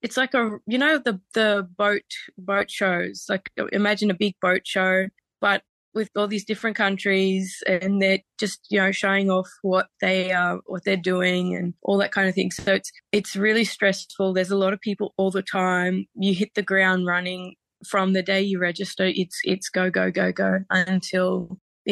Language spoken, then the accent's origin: English; Barkly Tablelands, Northern Territory, Australia; I'm a Gurangi traditional owner in Nimarinki, and I am from the Barkly Tablelands